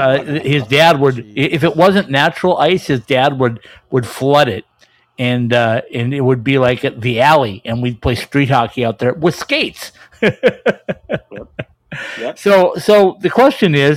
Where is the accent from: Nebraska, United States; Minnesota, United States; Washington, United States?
Minnesota, United States; I grew up in Minnesota, spent a long time there